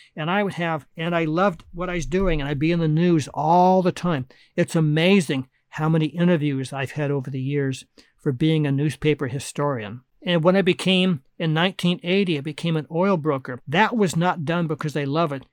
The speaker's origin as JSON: {"language": "English", "town": "Anaheim", "region": "California", "country": "United States", "tie": "born or raised there", "also_born_or_lived": "Oakland, California / Berkeley, California", "said": "my parents bought a house in Anaheim, California, and I grew up a couple miles from Disneyland"}